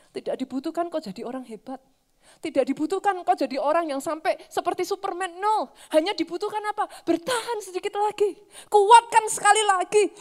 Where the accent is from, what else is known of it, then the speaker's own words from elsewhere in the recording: Java, Indonesia; Sorry ya saudara, saya orang Jawa saudara.